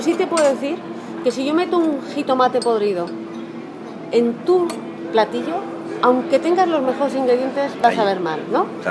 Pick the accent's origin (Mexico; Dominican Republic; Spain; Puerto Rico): Spain; no son como los españoles que tenemos eso, el inglés jamu jamu.